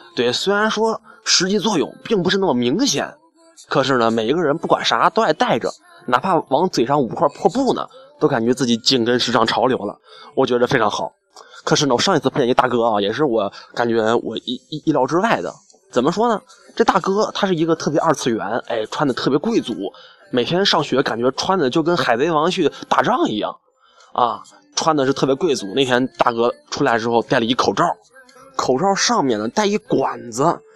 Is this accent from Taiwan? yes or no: no; Xi'an, Shaanxi, China; 我从小在西安，我生活了二十一年，二十一年来我享受了二十一年暖气